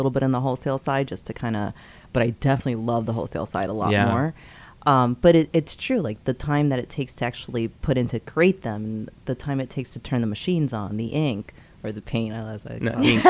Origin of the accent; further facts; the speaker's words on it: New York City, New York, United States; I'm from the Bronx, too.